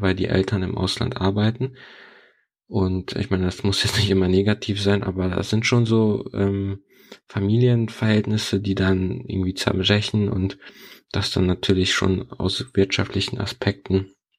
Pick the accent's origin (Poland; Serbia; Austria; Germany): Poland; first language Polish; German is a second language; moved away; Ich bin in Polen aufgewachsen